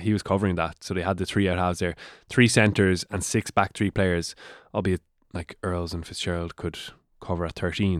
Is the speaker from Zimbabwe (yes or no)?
no; Waterford, Munster, Ireland; I'm from Waterford